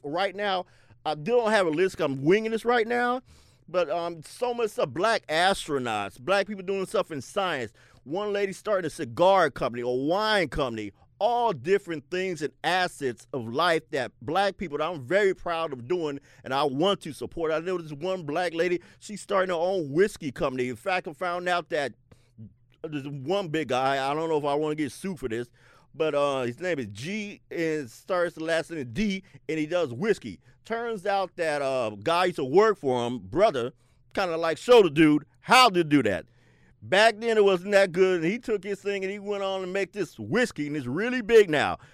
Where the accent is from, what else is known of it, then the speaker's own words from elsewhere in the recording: Seattle, Washington, United States; I grew up in the South End, South Seattle